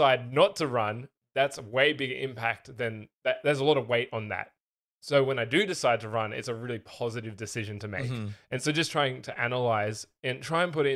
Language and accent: English; Australia; moved away; I used to just be the Australian. Now I'm the Australian tech guy.